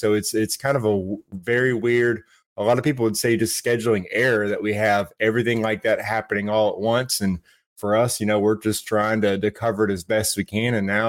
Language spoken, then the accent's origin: English; Brunswick, Georgia, United States; out of Brunswick in my hometown, representing Glynn County there